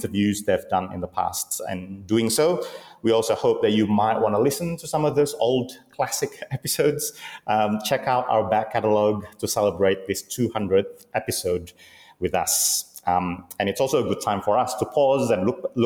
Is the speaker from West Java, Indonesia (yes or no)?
yes; Bandung, West Java, Indonesia; I'm recording from Bandung, my hometown